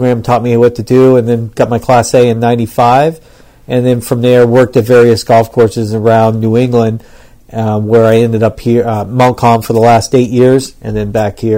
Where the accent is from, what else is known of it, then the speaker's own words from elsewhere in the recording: Lebanon; moved away; also born or lived in Florida; originally I grew up in Lebanon, and then um, from there, as a junior golfer, I kind of wanted to play a little bit